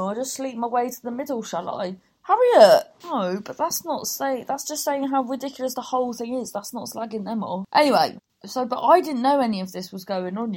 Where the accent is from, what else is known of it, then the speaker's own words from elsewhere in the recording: Cornwall, South West England, United Kingdom; we're Cornish